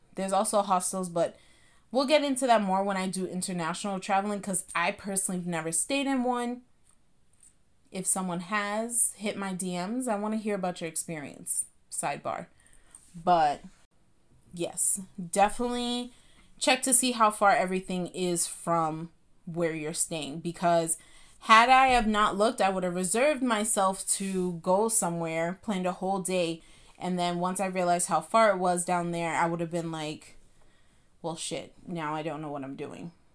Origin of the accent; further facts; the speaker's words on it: Boston, Massachusetts, United States; I'm from Boston